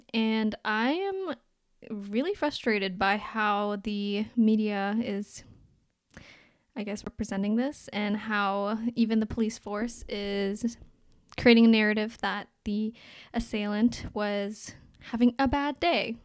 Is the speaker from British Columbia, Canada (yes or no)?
no; Toronto, Ontario, Canada; also born or lived in Anhui, China; I was brought to Canada in nineteen ninety-seven, and I grew up in North York